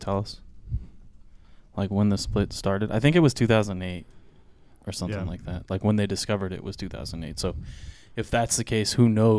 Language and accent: English; California, United States; I grew up in California